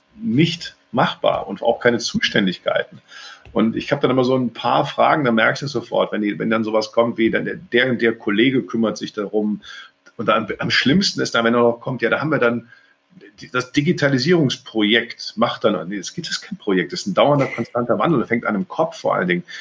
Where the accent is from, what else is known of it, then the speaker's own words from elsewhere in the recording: North Rhine-Westphalia, Germany; also born or lived in Cologne; ich bin Rheinländer, durch und durch hier geboren, lebe seit Jahren in Köln